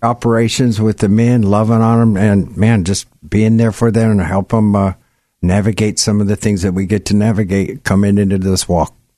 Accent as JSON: {"language": "English", "town": "Gig Harbor", "region": "Washington", "country": "United States", "tie": "born or raised there", "said": "I grew up in Gig Harbor"}